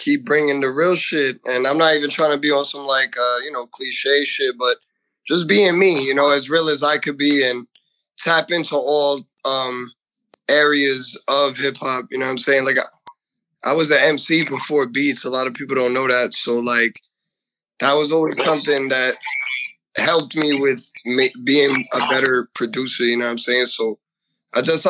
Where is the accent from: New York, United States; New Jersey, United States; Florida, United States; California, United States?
New Jersey, United States; Elizabeth; I'm from, born and raised in Elizabeth, New Jersey